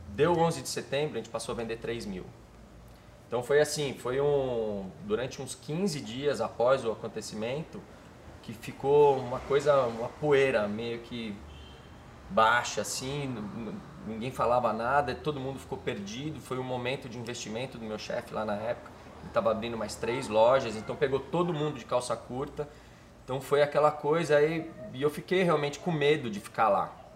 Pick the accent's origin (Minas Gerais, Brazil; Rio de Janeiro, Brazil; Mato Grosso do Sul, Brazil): Minas Gerais, Brazil; moved away; also born or lived in Miami / São Paulo / Israel / London; eu morava em Minas